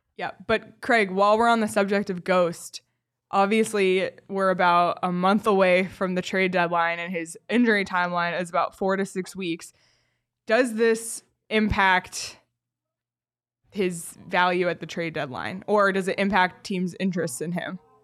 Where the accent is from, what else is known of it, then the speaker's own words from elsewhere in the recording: Toronto, Ontario, Canada; moved away; my hometown Toronto